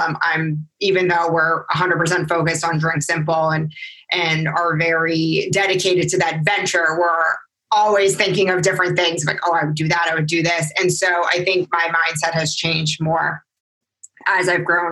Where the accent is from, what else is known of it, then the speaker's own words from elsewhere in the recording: New England, United States; I was from New England area